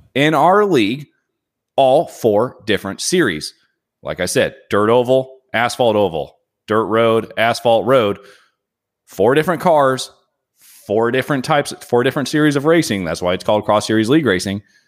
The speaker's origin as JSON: {"language": "English", "region": "Indiana", "country": "United States", "moved": "yes", "lives_now": "Phoenix, United States", "said": "I'm from Indiana"}